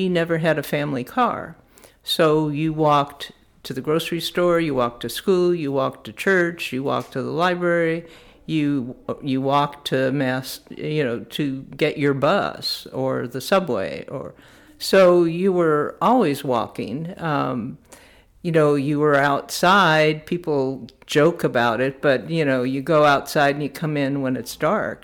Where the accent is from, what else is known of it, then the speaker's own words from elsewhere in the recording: Chicago, Illinois, United States; now in College Station, United States; I was born in Chicago, Illinois, and currently live in College Station with my husband